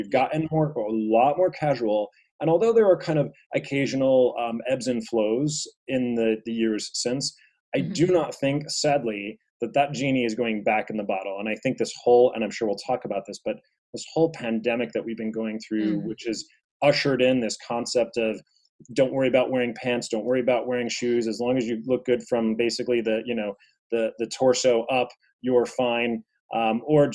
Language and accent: English; New York City, New York, United States